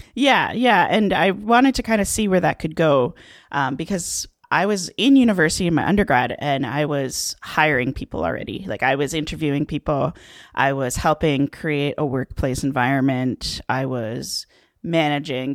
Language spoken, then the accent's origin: English; Waterdown, Ontario, Canada; I'm from Waterdown, Ontario um, which is technically part of Hamilton